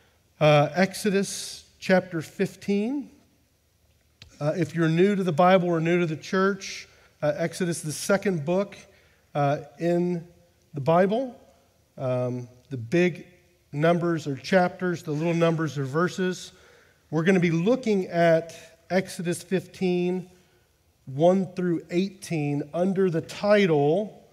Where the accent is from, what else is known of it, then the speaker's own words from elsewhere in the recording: United States; now in Amsterdam, Netherlands; I identify as an American because I am an American.